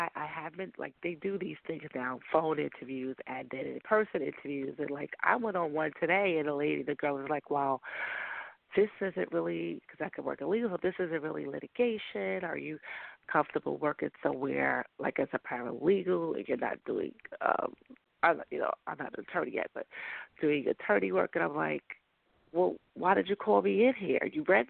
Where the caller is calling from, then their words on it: New York, United States; New York.